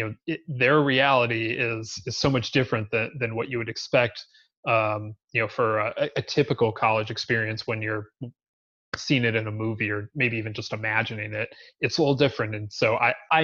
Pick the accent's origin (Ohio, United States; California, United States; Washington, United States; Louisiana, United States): Ohio, United States; Cleveland; growing up in Cleveland